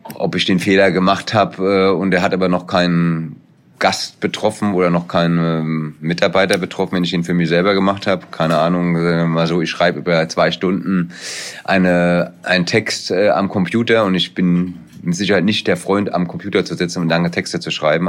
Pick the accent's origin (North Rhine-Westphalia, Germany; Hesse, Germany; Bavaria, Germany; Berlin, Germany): Hesse, Germany; ich bin Hesse